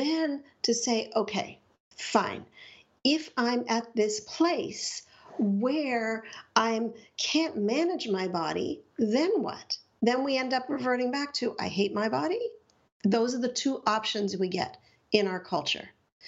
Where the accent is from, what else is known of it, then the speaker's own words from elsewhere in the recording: Montreal, Quebec, Canada; I grew up in Montreal